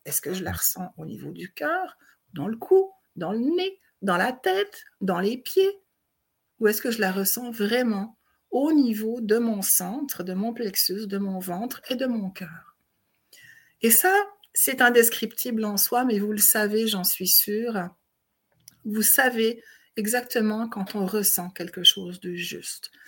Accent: Switzerland; moved away as an adult; now in Montreal, Canada; je viens de Suisse

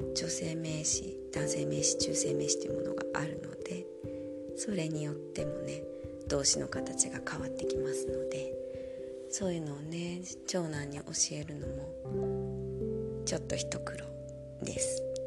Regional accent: Japan; first language Japanese; moved away as an adult; now in Germany; 日本語って母国語

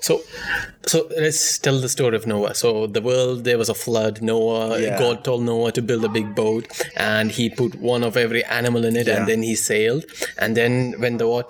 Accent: Kerala, India; first language Malayalam; English is a second language; moved away as an adult; also born or lived in Chennai; now in Russia; I'm from Kerala, we have 35 million people who speak my language

